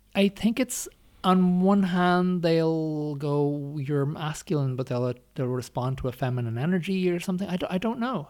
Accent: Ireland; growing up in Ireland

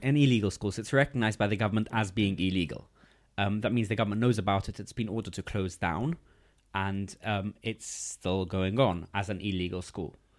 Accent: London, United Kingdom; English is a second language; also born or lived in Gateshead; I grew up in East London

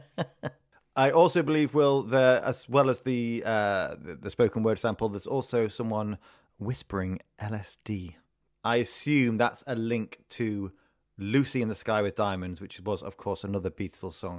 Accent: Retford, East Midlands, United Kingdom; moved away; my hometown of Retford

